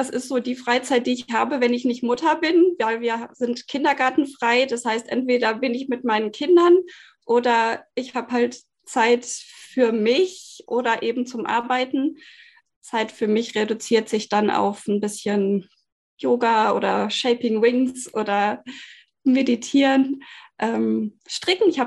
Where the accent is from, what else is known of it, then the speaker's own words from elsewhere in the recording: Bielefeld, North Rhine-Westphalia, Germany; born there; Wir wohnen hier in einem schönen Holzhaus in Süddeutschland, inzwischen gebürtig aus Bielefeld.